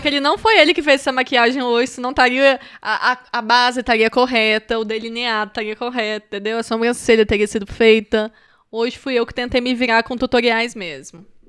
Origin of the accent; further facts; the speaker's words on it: Moraes, eastern Minas Gerais, Brazil; moved away; also born or lived in Itajubá, Minas Gerais / Vitória, Espírito Santo; eu nasci em Itajubá, gente, que é sul de Minas, graças a Deus. E cresci em Moraes, que é leste de Minas